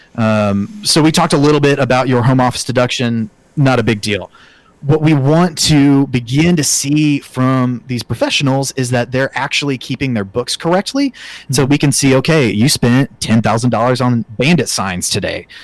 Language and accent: English; Oklahoma City, Oklahoma, United States; moved away as an adult; now in Kansas, United States; I'm an Oklahoma boy, born and raised in Oklahoma City